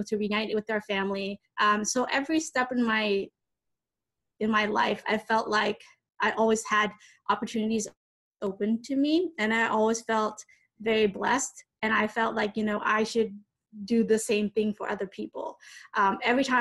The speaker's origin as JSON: {"language": "English", "country": "United States", "tie": "born or raised there", "said": "growing up in America"}